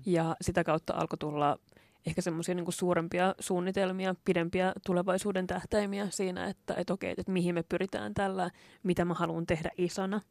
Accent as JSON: {"language": "Finnish", "town": "Lahti", "region": "Päijät-Häme", "country": "Finland", "tie": "born or raised there", "also_born_or_lived": "Turku", "moved": "as an adult", "said": "mä oon, oon kasvanut Lahdessa"}